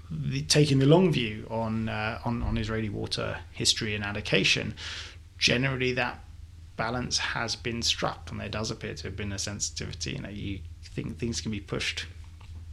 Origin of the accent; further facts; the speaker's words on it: London, United Kingdom; as a Londoner